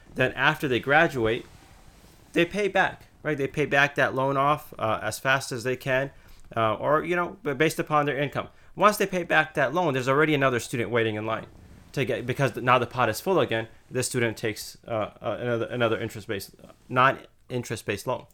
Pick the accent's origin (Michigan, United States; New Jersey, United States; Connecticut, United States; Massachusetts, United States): Connecticut, United States; moved away as an adult; also born or lived in Indiana; I grew up in Connecticut, um, small town